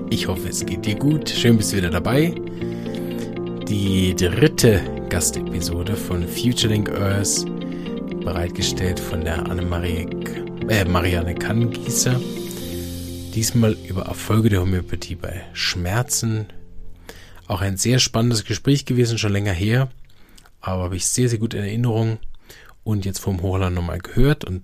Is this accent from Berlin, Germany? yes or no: yes; Berlin, Germany; now in Chur, Switzerland; Ich komme ursprünglich aus Berlin, arbeite und wirke aber in Kur in der Schweiz.